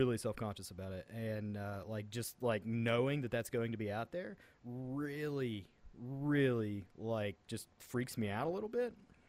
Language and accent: English; West Virginia, United States; accent: Southern twang; I'm from West Virginia. We have a kind of Southern twang.